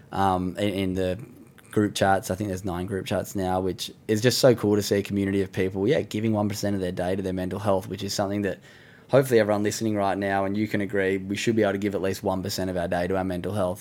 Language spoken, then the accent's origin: English; Sydney, New South Wales, Australia; beautiful part of the world where I grew up in Sydney